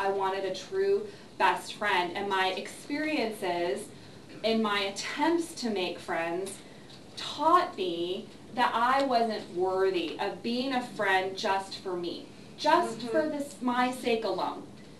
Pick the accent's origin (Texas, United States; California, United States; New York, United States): California, United States; also born or lived in Ohio / Missouri; So I was born in Ohio, lived there for 3 years, moved to Missouri, lived there for 3 years, moved to Southern California, lived there for a few years, two different places in Southern California.